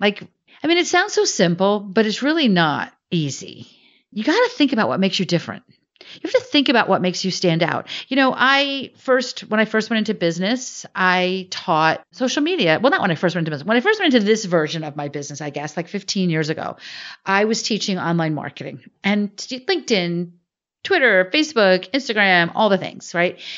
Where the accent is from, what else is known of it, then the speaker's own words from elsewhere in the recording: Northern New Jersey, United States; I grew up in Northern New Jersey.